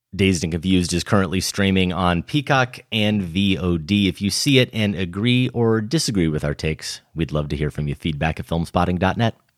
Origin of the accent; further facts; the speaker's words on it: Iowa, United States; I'm growing up in Iowa in the late eighties and early nineties